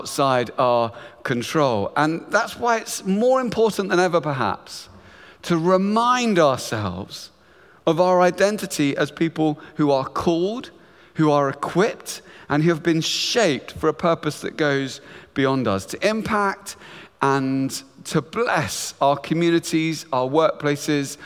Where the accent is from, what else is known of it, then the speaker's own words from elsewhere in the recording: Luton, East of England, United Kingdom; I grew up in beautiful town just north of London called Luton